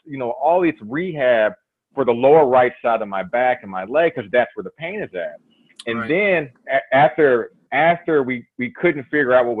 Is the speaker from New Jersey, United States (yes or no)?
no; Louisville, Kentucky, United States; moved away as an adult; also born or lived in Minnesota; I'm originally from Louisville, Kentucky.